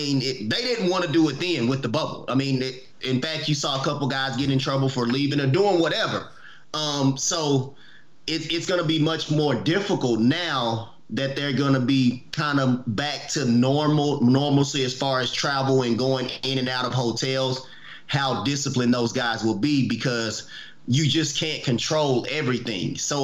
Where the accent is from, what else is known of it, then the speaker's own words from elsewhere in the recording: Oklahoma City, Oklahoma, United States; we're from Oklahoma City.